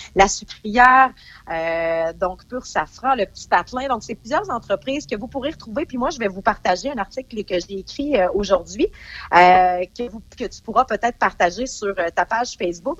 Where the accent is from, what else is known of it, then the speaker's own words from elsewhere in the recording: Saint-Alban, Quebec, Canada; je viens de Saint-Alban